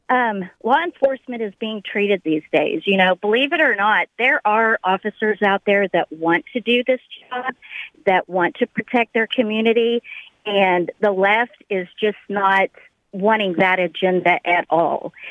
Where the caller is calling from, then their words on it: Missouri, United States; Hi, Sean. Thank you for taking my call. I'm actually from Missouri.